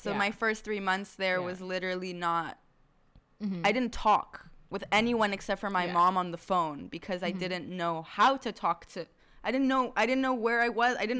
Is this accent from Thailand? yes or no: yes; Thailand; English is a second language; now in Israel; they were all from Florida, and I was from Thailand